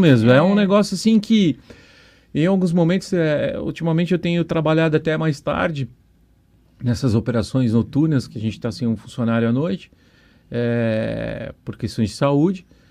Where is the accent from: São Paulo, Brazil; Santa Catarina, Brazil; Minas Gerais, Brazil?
São Paulo, Brazil; now in Foz do Iguaçu, Brazil; eu sou um paulistano